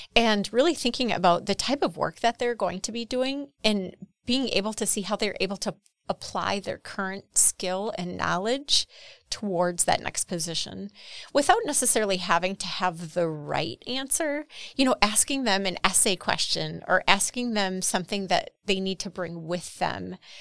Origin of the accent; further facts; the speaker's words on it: Horicon, Wisconsin, United States; I'm from Horicon.